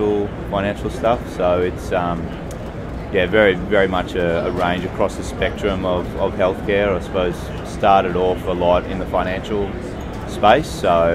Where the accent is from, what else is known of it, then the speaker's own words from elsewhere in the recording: Brisbane, Queensland, Australia; I'm from Australia in Brisbane.